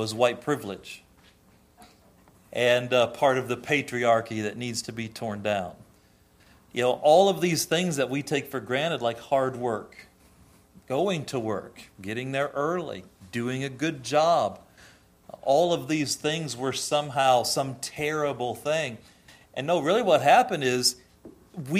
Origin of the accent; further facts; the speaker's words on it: United States; we, as a culture, as American culture, still have a lot of biblical roots